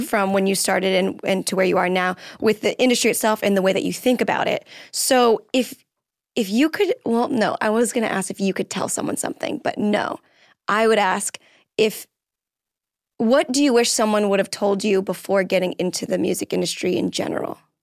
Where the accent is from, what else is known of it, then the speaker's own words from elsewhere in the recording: Florida, United States; now in Los Angeles, United States; I'm from Florida